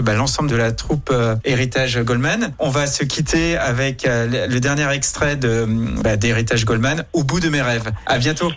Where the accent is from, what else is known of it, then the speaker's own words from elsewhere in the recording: Lyon, Auvergne-Rhône-Alpes, France; chez nous, à Lyon